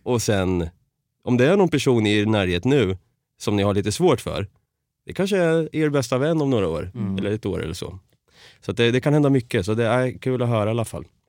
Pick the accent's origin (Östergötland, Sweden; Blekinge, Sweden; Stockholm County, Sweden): Östergötland, Sweden; Norrköping; Så i Norrköping är jag uppvuxen och född